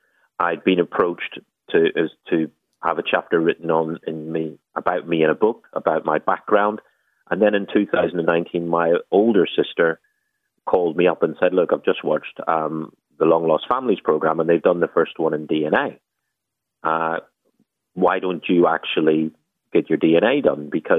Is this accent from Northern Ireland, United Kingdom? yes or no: yes; just outside of Belfast, Northern Ireland, United Kingdom; I was brought up just outside of Belfast, a really, really good childhood